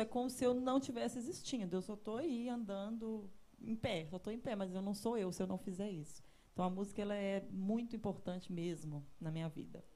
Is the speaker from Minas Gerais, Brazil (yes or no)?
yes; Pirapora, Minas Gerais, Brazil; moved away as an adult; also born or lived in São Paulo; now in Belo Horizonte, Brazil; cresci em Pirapora, vim para Belo Horizonte